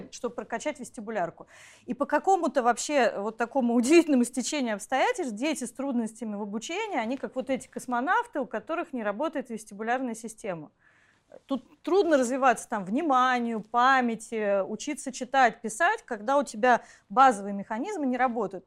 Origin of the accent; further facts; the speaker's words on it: Saint Petersburg, Russia; мое детство прошло в Ленинграде, в центре Ленинграда